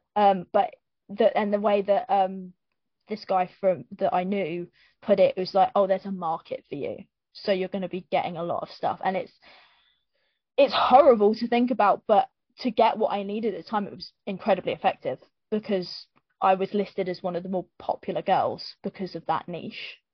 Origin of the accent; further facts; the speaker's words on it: Luton, East of England, United Kingdom; I grew up, I grew up in Luton